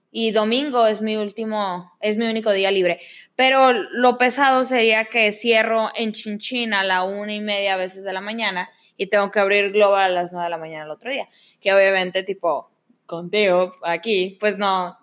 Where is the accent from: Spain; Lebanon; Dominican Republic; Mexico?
Mexico; now in Canada